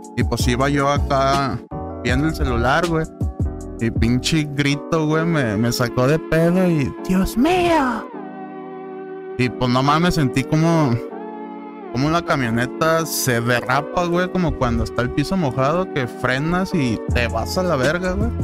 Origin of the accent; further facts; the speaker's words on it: Guadalajara, Jalisco, Mexico; Somos de Guadalajara.